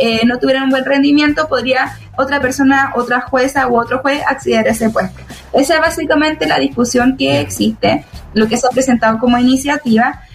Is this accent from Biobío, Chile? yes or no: no; Araucanía, Chile; que venimos de la Araucanía